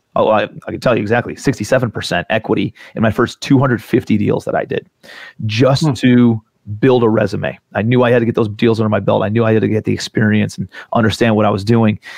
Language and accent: English; Cleveland, Ohio, United States; also born or lived in New York City / South Carolina; I'm from Cleveland, Ohio originally. I actually still live in Cleveland